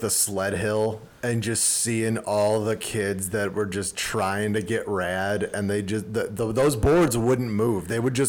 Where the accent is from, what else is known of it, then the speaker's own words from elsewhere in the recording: Chicago, Illinois, United States; growing up in Chicago